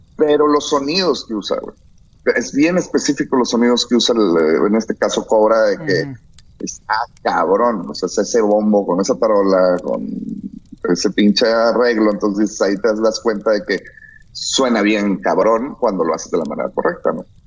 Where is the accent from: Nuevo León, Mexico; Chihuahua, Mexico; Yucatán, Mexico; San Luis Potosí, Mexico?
Nuevo León, Mexico; Monterrey; soy de Monterrey